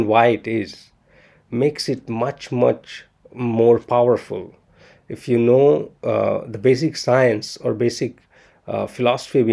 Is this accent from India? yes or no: yes; India; I'm Indian